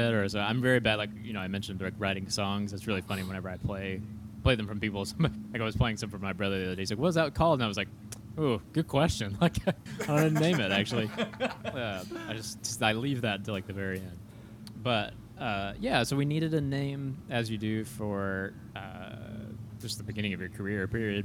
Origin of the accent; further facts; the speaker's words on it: Chattanooga, Tennessee, United States; now in Chicago, United States; I'm from Chattanooga, Tennessee originally